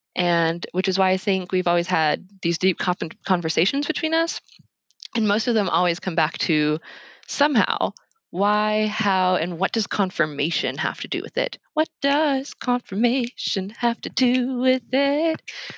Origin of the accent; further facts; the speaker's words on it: Washington, United States; also born or lived in Alaska; I kind of grew up everywhere in the Pacific Northwest, but I was raised in Alaska for a bit, and then Central Washington. And then after high school in 2013, I made my way to Tacoma